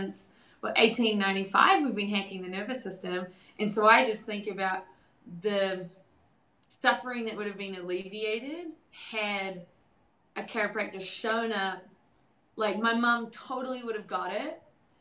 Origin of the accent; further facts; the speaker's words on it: New Zealand; moved away as an adult; now in United States; I'm from New Zealand, and so I grew up in New Zealand. And moved to the United States like 4 years ago